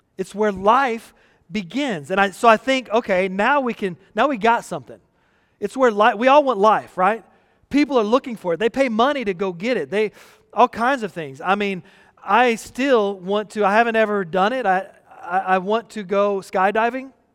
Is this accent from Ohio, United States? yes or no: no; Texas, United States; growing up in the United States, especially in Texas